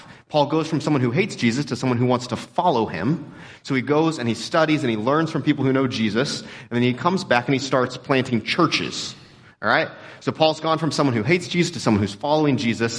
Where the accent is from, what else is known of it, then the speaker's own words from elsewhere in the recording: Texas, United States; we grew up in Texas